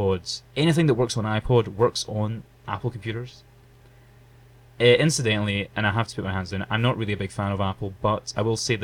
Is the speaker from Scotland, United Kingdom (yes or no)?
yes; Glasgow, Scotland, United Kingdom; We're actually from Glasgow in Scotland